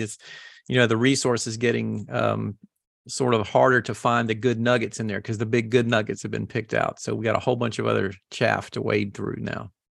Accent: the South, United States; I grew up in the South

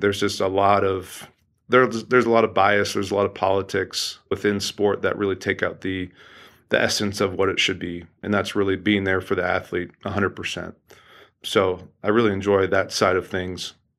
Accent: Oregon, United States; I grew up in the Pacific Northwest, a great state of Oregon

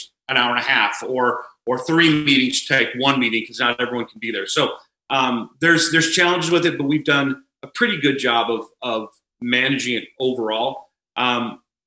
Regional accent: Cashmere, Washington, United States; also born or lived in Wenatchee, Washington; I grew up in a smaller town. I was born in Wenatchee, a small town named Cashmere High School, or Cashmere, Washington.

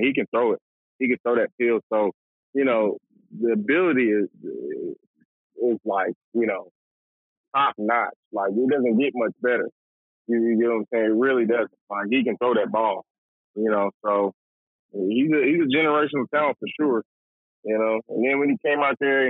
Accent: Atlanta, Georgia, United States; growing up in Atlanta, Metro Atlanta

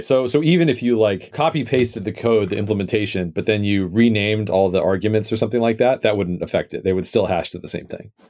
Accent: United States; I am American

